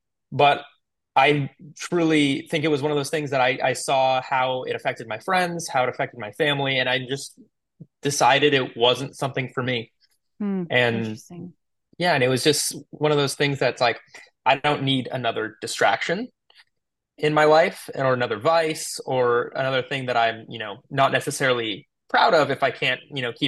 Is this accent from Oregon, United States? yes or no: yes; Tualatin, Oregon, United States; I grew up in Tualatin, Oregon, right outside of Portland